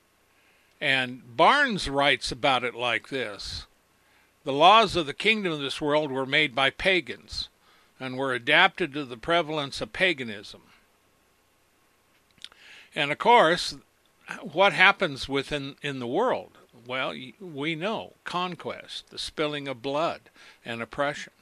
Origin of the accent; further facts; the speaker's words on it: United States; When I was born in America, I was raised by my parents to know right and wrong